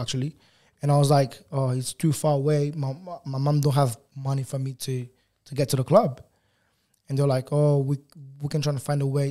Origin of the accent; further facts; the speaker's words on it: Lisbon, Portugal; accent: African Portuguese; English is a second language; moved away as an adult; also born or lived in Angola / England; now in Australia; I grew up most of my life in Portugal. Um, yeah, so we left when I was, like, when I was five.